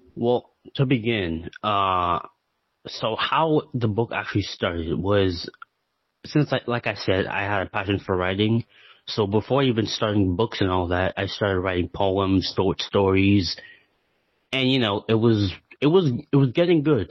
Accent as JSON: {"language": "English", "country": "Canada", "said": "I'm from Canada"}